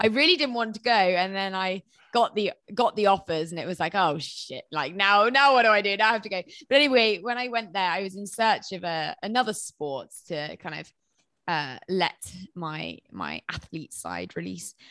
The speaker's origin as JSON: {"language": "English", "area": "Herefordshire", "region": "West Midlands", "country": "United Kingdom", "also_born_or_lived": "London", "moved": "yes", "said": "I'm from Herefordshire"}